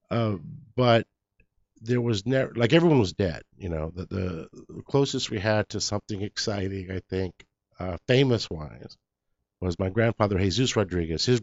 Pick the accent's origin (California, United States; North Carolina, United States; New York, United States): California, United States; Los Angeles; first language English; also born or lived in East LA / Pico Rivera / La Mirada; being born and raised in Los Angeles